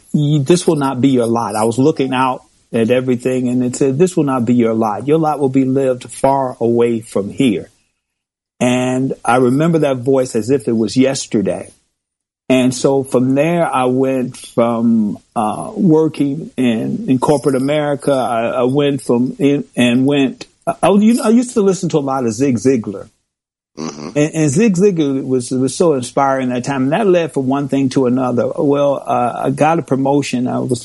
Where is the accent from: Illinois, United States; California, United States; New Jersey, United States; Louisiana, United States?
Illinois, United States; Chicago; moved away; I was born and raised in Chicago, on the south side of Chicago